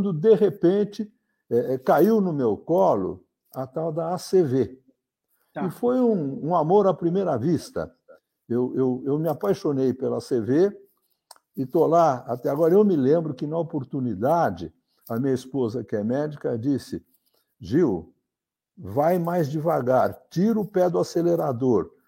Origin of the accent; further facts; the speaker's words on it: São Paulo, Brazil; Eu, eu nasci na cidade de São Paulo, vivo na cidade de São Paulo há muitas décadas.